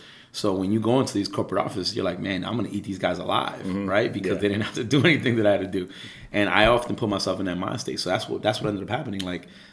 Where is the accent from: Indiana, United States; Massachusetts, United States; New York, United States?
New York, United States; New York City; I'm from Ozone Park, which is an area that's right on literally the bordering avenue of East New York, Brooklyn, and Jamaica, Queens